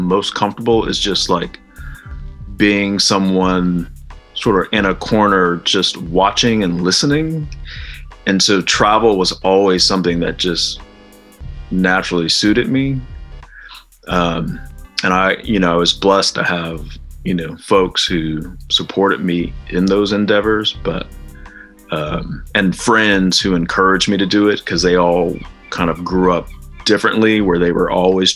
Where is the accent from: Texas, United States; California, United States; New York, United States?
California, United States; Fresno; moved away; I'm from Fresno